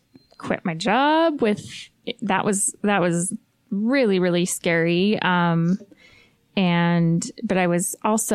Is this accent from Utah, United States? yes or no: yes; West Valley City, Utah, United States; also born or lived in Riverton, Utah; I was born in West Valley.